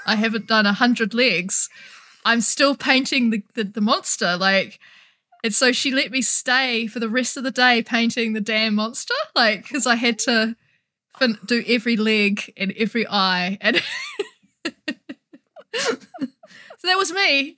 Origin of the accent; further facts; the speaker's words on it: New Zealand; I'm from New Zealand